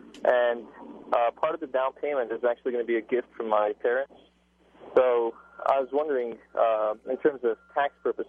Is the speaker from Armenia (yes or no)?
yes; Armenia; now in Los Angeles, United States; Born in Armenia.